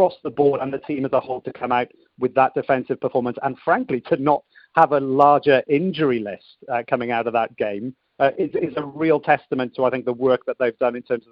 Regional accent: Wales, United Kingdom; Being a Welshman

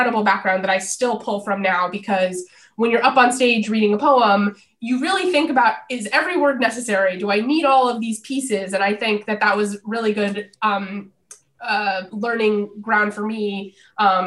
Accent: Los Angeles, California, United States; And I grew up in Los Angeles. I'm third generation LA native.

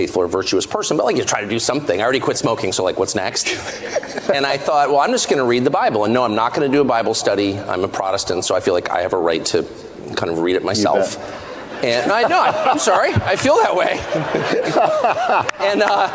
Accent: United States; I'm American. And so I grew up with this feeling that we're the sum total of our choices.

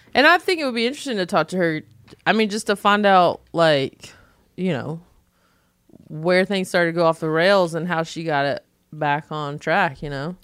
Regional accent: North Carolina, United States; accent: Southern; moved away; I'm from North Carolina

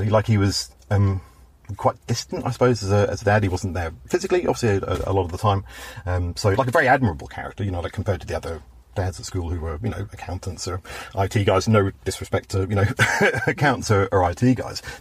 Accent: Belfast, Northern Ireland, United Kingdom; accent: Belfast; whatever slight twinge of Belfast remains in my oh

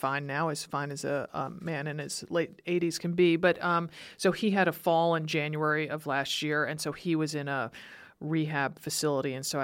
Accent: Stamford, Connecticut, United States; my hometown of Stamford, Connecticut

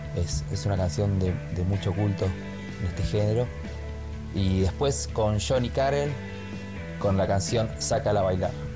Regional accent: Argentina; nuestro país

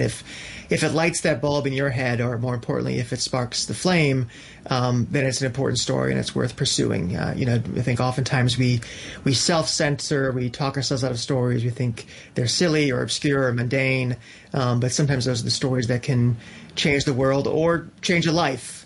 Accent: New Britain, Connecticut, United States; moved away as an adult; also born or lived in New York City; my hometown of New Britain, Connecticut

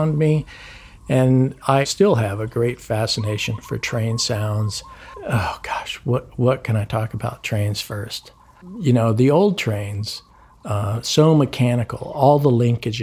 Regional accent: United States; I'm American

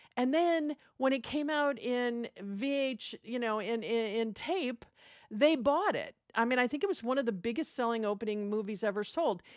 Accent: United States; as an American

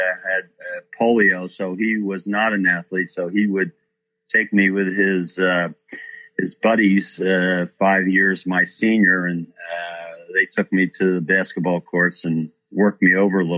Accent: Philadelphia, Pennsylvania, United States; moved away; I grew up in South Philadelphia

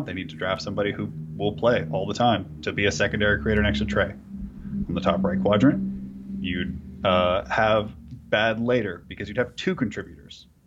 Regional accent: California, United States; I grew up in California

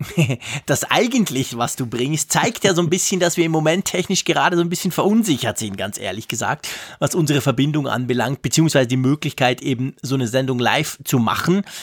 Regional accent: Switzerland; bei uns in der Schweiz

